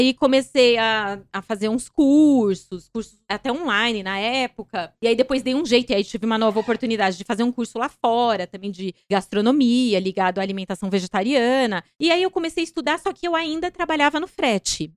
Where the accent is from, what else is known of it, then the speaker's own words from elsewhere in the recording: Mato Grosso do Sul, Brazil; moved away as an adult; now in São Paulo, Brazil; eu nasci em São Paulo, mas eu fui bem cedo pro Mato Grosso do Sul, né, onde meu pai, de onde meu pai veio. E aí fiquei lá, vim para São Paulo de novo com 19 anos.